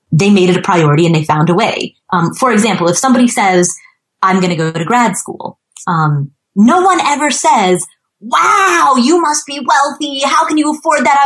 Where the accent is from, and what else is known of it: Ohio, United States; born or raised there; also born or lived in Kathmandu, Nepal; now in Atlanta, United States